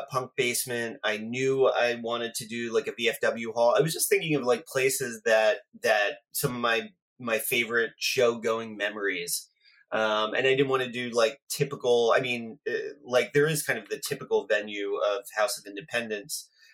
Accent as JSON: {"language": "English", "region": "New Jersey", "country": "United States", "tie": "born or raised there", "said": "where I grew up in New Jersey."}